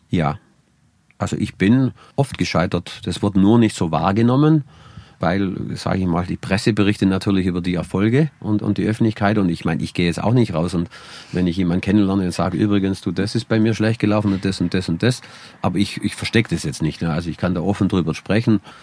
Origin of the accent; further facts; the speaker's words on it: Allgäu, Germany; bei uns im Allgäu